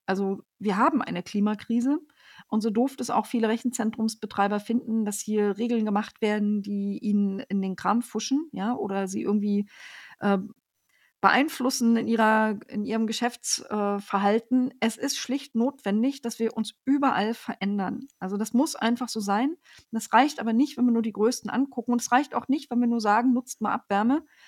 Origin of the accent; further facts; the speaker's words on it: northern Brandenburg, Germany; Ich komme ja aus dem Norden von Brandenburg.